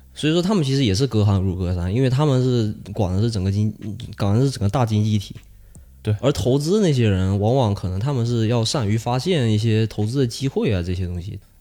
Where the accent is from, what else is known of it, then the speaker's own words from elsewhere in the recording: China; moved away; 我，呃，小时候在国内的一些，呃，与一些老师的一些不愉快的经历